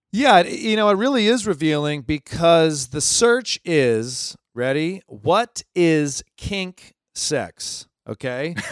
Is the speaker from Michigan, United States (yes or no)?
yes; Ann Arbor, Michigan, United States; also born or lived in Los Angeles; now in New York, United States; I'm from Ann Arbor, Michigan.